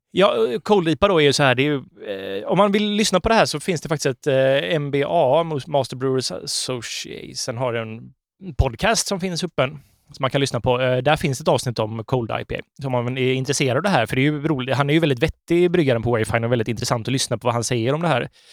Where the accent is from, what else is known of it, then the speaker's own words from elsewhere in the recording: Sweden; som svenskar